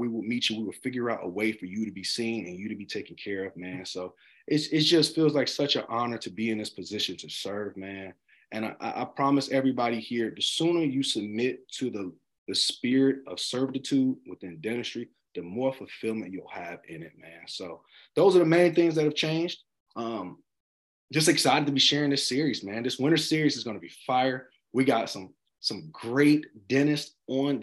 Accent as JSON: {"language": "English", "town": "Charlotte", "region": "North Carolina", "country": "United States", "tie": "born or raised there", "said": "Charlotte, North Carolina. My city"}